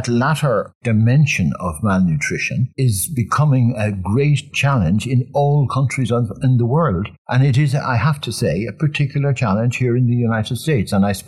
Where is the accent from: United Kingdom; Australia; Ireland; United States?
Ireland; As a child, as a very young child, I grew up with lamplights, with oil. I was about 3 or 4 when we got electricity for the first time.